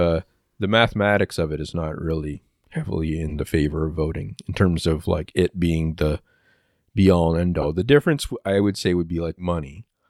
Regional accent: Canada; I'm Canadian

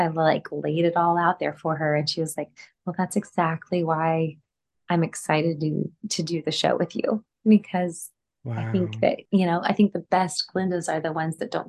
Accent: Gulf Coast of Texas, United States; moved away; I'm from the Gulf Coast of Texas

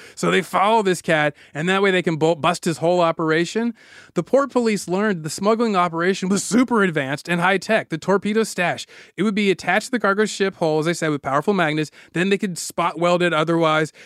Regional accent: California, United States; I'm from California

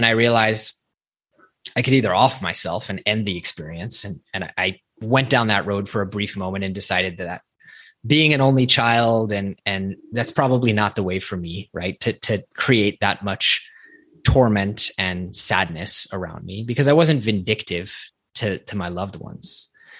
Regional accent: Silicon Valley, California, United States; growing up in Silicon Valley

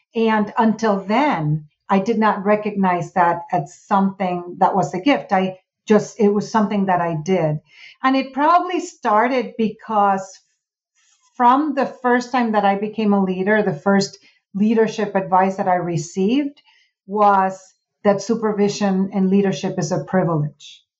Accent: Puerto Rico; moved away; I'm from Puerto Rico.

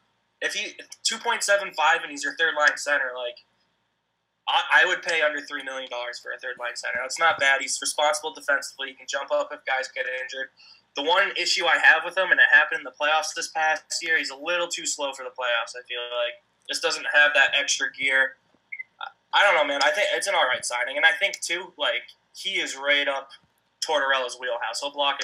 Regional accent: Canada; It's going to be good to hate him again as a Canadian.

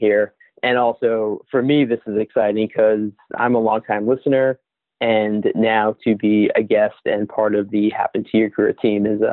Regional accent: Boston, Massachusetts, United States; born and raised in Boston

